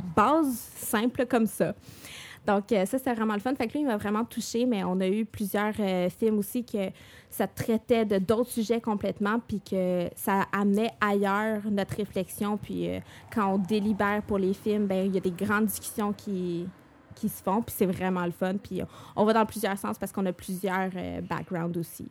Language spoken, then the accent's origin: French; Montreal, Quebec, Canada; je viens de Montréal.